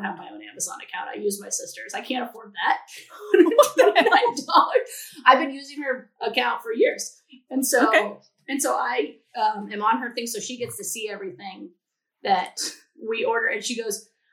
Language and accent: English; California, United States; I'm from California where it's always in a drought